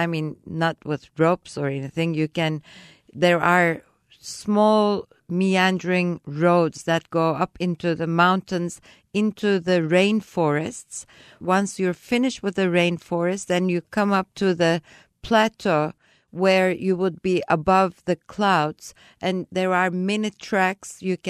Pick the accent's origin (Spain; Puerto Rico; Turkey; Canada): Turkey; Kuşadası, Aydın; Kuşadası. My hometown.